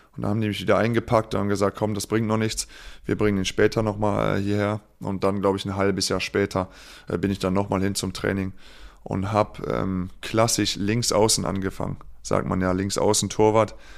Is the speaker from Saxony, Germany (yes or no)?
no; Nümbrecht, North Rhine-Westphalia, Germany; also born or lived in Engelskirchen; in Niederbreidenbach bei Nümbrecht